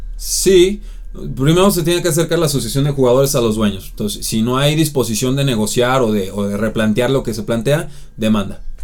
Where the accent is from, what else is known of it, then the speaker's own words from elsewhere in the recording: Mexico; podemos verlo nosotros como mexicanos